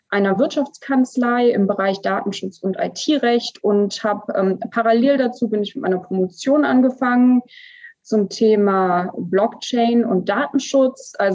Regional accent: Namibia; ich bin aber als, als Säugling, also mit ja. ein paar Wochen dorthin. Genau, also ich kann mich quasi an, an keine Zeit vor Namibia erinnern, sozusagen, genau.

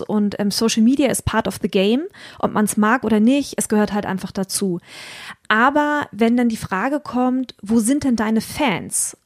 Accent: Hamburg, Germany; für mich als Hamburgerin

